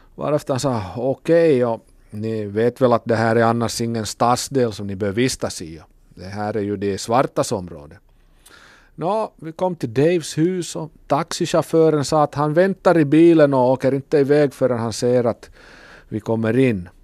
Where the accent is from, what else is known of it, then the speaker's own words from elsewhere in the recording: Kokkola, Central Ostrobothnia, Finland; från Kokkola.